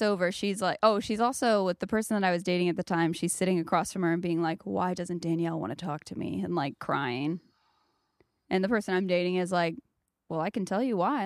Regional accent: South Carolina, United States; moved away; I grew up in South Carolina

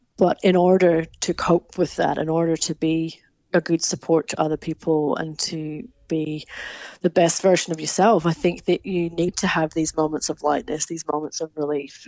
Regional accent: Scotland, United Kingdom; moved away; my home country of Scotland.

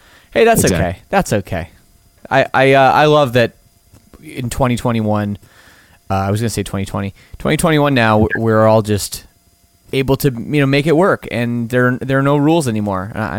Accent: Toronto, Ontario, Canada; I was born in Scarborough

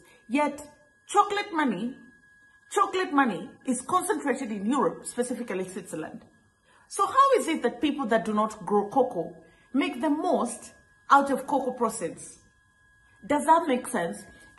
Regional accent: Kenya; I grew up in Kenya. I grew up taking Kenyan tea.

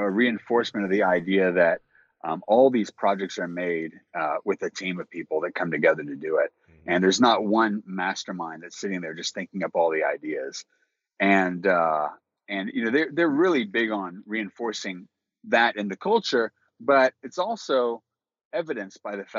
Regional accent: Louisiana, United States; I'm actually Cajun through and through.

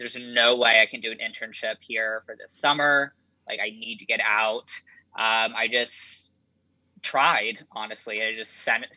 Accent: Cincinnati, Ohio, United States; moved away as an adult; also born or lived in Indianapolis; now in New York, United States; I'm from Ohio, Cincinnati, quite conservative little town. I grew up there.

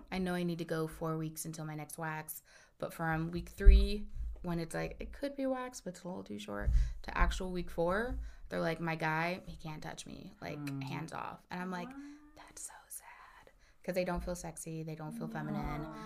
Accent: Midwest, United States; and I'm from the Midwest, so I don't get cold like all the time over here in Northern California.

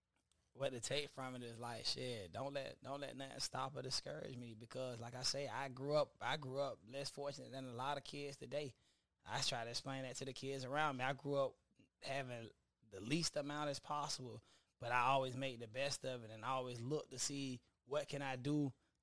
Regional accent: Lackawanna, New York, United States; I grew up there from like when I was born all the way to probably I was like 5 years old.

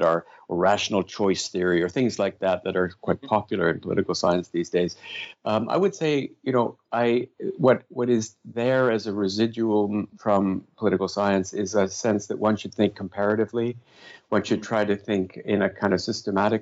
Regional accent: Canada; also born or lived in London; being Canadian

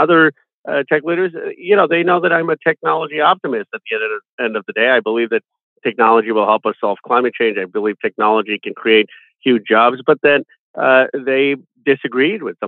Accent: Philadelphia, Pennsylvania, United States; born or raised there

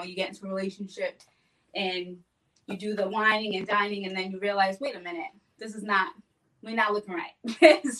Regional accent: Bay Village, United States; growing up in Bay Village

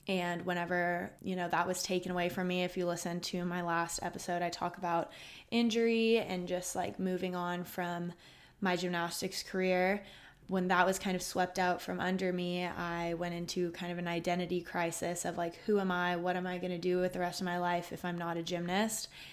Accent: Austin, Texas, United States; I'm from Austin, Texas, born, raised, and go to college here.

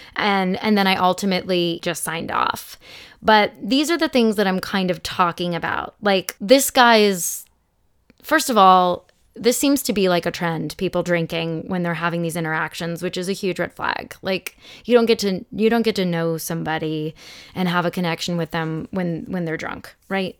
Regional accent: Phoenix, Arizona, United States; moved away as an adult; now in Los Angeles, United States; I'm from Phoenix, but I've lived here for sixteen years.

